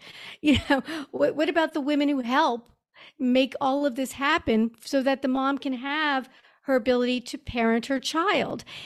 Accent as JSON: {"language": "English", "town": "Montreal", "region": "Quebec", "country": "Canada", "tie": "born or raised there", "also_born_or_lived": "New York", "moved": "as an adult", "said": "I grew up in Montreal"}